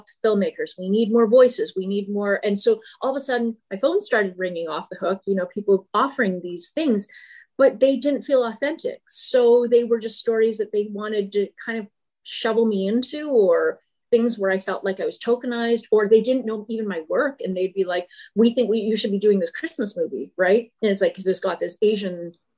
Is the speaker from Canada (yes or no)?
yes; Brandon, Manitoba, Canada; I grew up in Brandon, Manitoba.